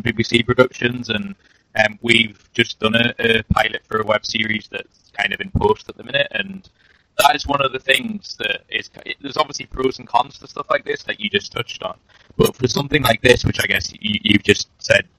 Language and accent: English; Newcastle upon Tyne, North East England, United Kingdom; I'm from Newcastle, which is a very working class part of the country, and that is how we're brought up